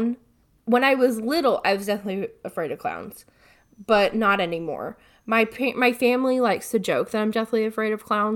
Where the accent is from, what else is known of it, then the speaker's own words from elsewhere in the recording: Odenville, Alabama, United States; also born or lived in Tuscaloosa / Moody; I'm from Odenville because that's where I graduated high school